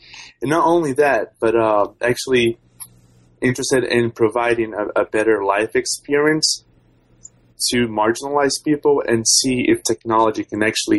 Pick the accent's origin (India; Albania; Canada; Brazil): Brazil; Vitória, Espírito Santo; I'm from Brazil. Mm-hmm. I'm from a city called Victoria. It's this state capital of Espírito Santo.